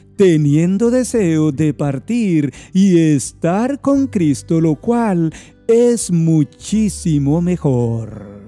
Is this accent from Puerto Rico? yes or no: no; Guatemala; mi país Guatemala